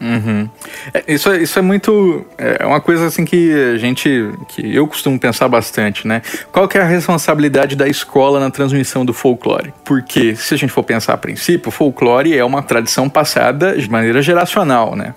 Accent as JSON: {"language": "Portuguese", "town": "Campo Grande", "region": "Mato Grosso do Sul", "country": "Brazil", "said": "Eu sou de Mato Grosso do Sul, né? Campo Grande, Mato Grosso do Sul"}